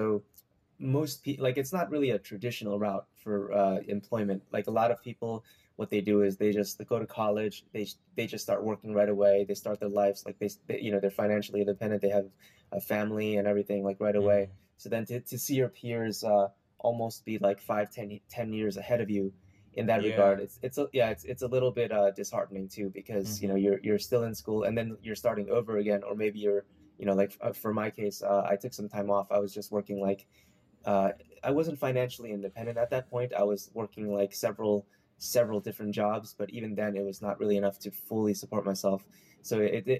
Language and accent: English; New Jersey, United States; also born or lived in New York City / Maryland; I was born in New York City, and I pretty much grew up in New Jersey for most of my life